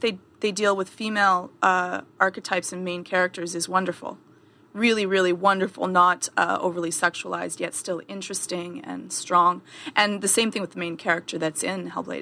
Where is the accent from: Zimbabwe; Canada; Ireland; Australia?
Canada; I'm Canadian